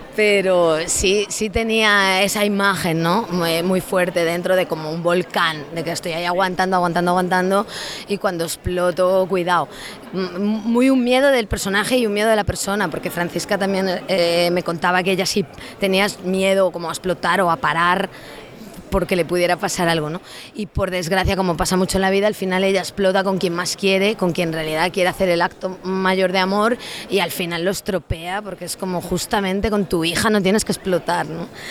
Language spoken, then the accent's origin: Spanish; Lugo, Galicia, Spain; yo soy de una zona de Lugo, de interior